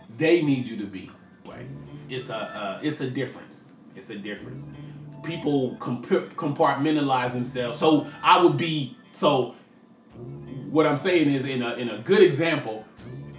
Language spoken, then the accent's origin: English; Richmond, California, United States; a rapper from Richmond, California